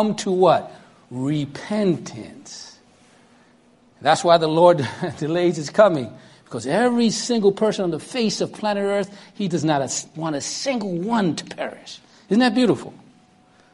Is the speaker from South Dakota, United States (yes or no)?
no; New York City, New York, United States; accent: Brooklyn; I'm 11 years old, and I think you can tell by the accent, I'm from Brooklyn, New York